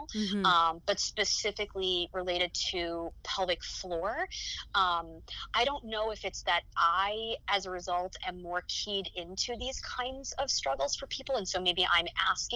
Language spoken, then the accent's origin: English; Rockland County, New York, United States; the Rockland Family Shelter, which was an organization in my hometown